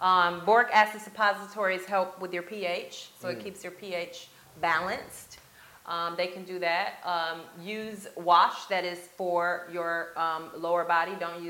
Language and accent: English; Grand Rapids, Michigan, United States; moved away as an adult; also born or lived in Chicago, Illinois; now in Tampa, United States; my hometown, which is Grand Rapids, Michigan